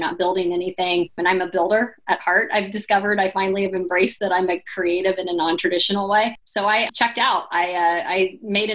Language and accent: English; Indiana, United States